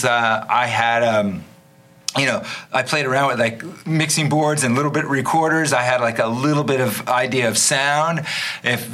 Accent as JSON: {"language": "English", "town": "New York City", "region": "New York", "country": "United States", "tie": "born or raised there", "also_born_or_lived": "Long Island / East Village / Florida", "said": "Born and raised in New York. Born in Long Island originally"}